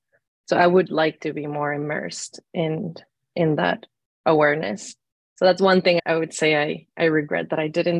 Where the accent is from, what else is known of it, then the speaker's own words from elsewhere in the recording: Hermosillo, Sonora, Mexico; moved away; also born or lived in Arizona; I am originally from Hermosillo, Sonora, Mexico